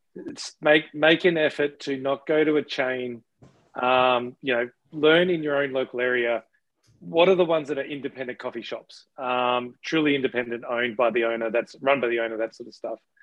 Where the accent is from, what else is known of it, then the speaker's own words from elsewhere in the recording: Australia; now in Canada; something we grew up with in Australia